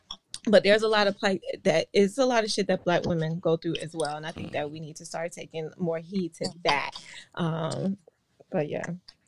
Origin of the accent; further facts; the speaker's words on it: Georgia, United States; also born or lived in Virginia / Washington, D.C. area; now in Orlando, United States; I was born in Georgia. Okay. Raised mostly in Georgia and then Virginia as well.